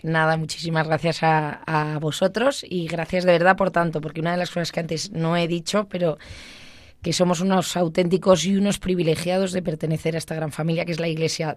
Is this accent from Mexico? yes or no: no; Basque Country, Spain; como buena vasca